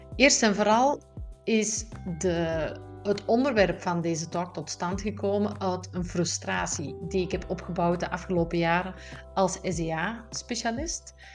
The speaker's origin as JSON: {"language": "Dutch", "country": "Belgium", "said": "Wist ik veel als Belg zijnde"}